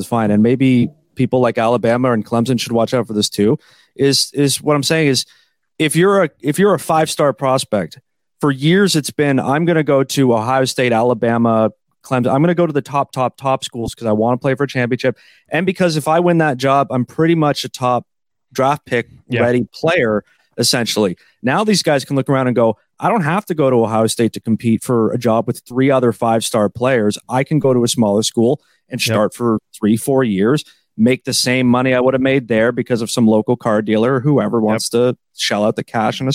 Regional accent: Canada; I'm Canadian, Canadian

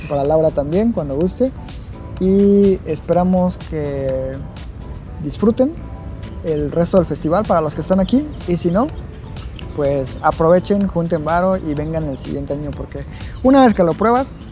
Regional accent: Mexico; dado que somos mexicanos

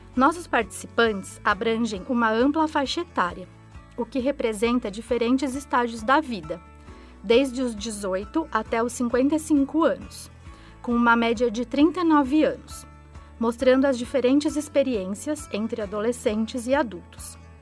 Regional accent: Limeira, São Paulo, Brazil; sou da cidade de Limeira, São Paulo

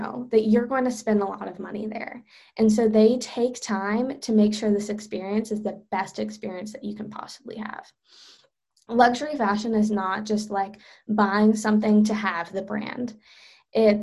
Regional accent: Charlotte, North Carolina, United States; I'm from Charlotte

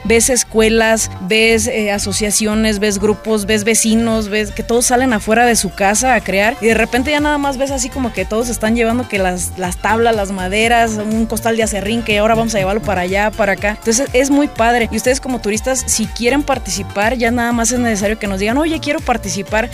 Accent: Uriangato, Guanajuato, Mexico; soy de Uriangato

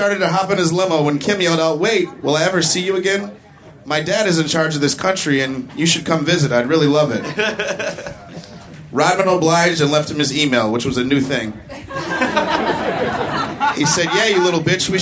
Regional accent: Chicago, Illinois, United States; I grew up in Chicago

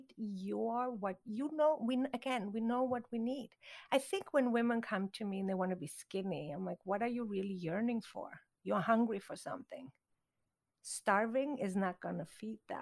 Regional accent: Konstanz, Baden-Württemberg, Germany; moved away as an adult; also born or lived in Thailand; now in Los Angeles, United States; I grew up in Europe

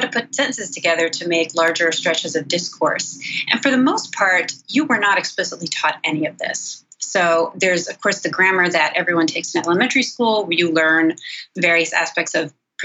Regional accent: Cranford, New Jersey, United States; I'm originally from Cranford, New Jersey, which is kind of a suburb of New York City in Union County, just less than an hour outside New York City, a town of about 20, 22,000 people. So I grew up in suburban New Jersey

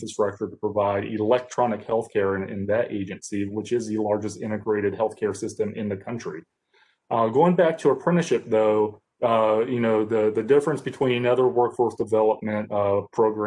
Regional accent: Columbus County, North Carolina, United States; I'm from Columbus County, North Carolina

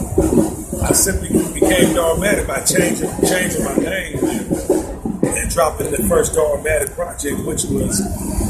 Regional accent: Detroit, Michigan, United States; I'm from Detroit

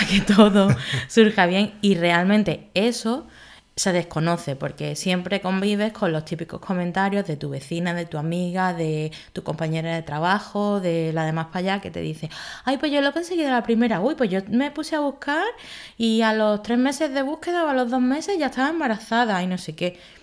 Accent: Málaga, Andalusia, Spain; also born or lived in Madrid / Galicia; yo nací en Madrid, donde viví tres años hasta que nos mudamos a Málaga

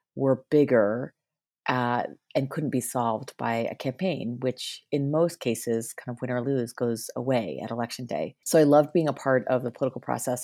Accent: Northeast, United States; I grew up in the Northeast

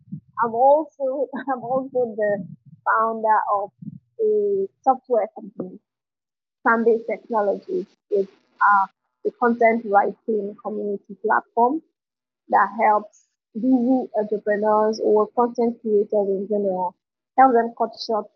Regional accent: Port Harcourt, Rivers State, Nigeria; moved away as an adult; now in Lagos, Nigeria; I grew up in Port Harcourt.

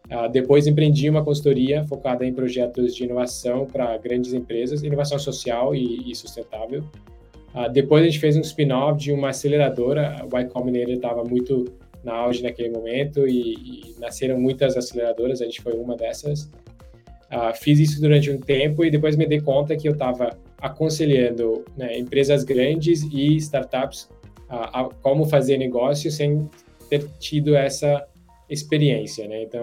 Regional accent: India; Portuguese is a second language; moved away as an adult; also born or lived in United States; eu sou indiano, nascido criado na Índia. É, por sorte, ah, acabei indo para os Estados Unidos para fazer faculdade

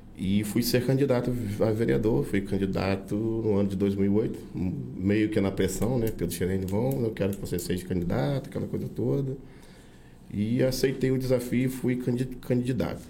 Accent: Brazil; Eu sou nascido em Guri, né? É, família de Murim

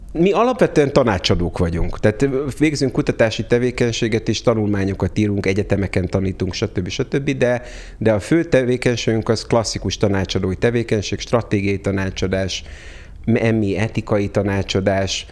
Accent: Hungary; first language Hungarian; moved away as an adult; also born or lived in United States

